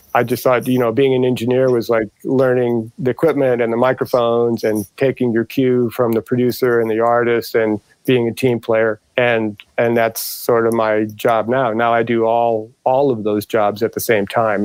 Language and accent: English; St. Louis, Missouri, United States; moved away as an adult; also born or lived in Indianapolis / Detroit, Michigan / Dearborn; I grew up in uh, St. Louis, Missouri. I was born in Indianapolis